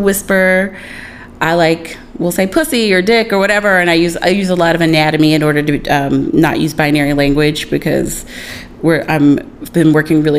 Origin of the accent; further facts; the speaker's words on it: South Carolina, United States; now in New York City, United States; I grew up in South Carolina.